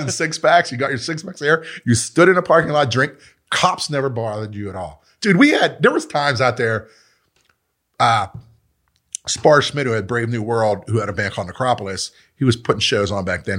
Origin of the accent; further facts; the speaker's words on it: Pittsburgh, Pennsylvania, United States; I grew up in Mount Washington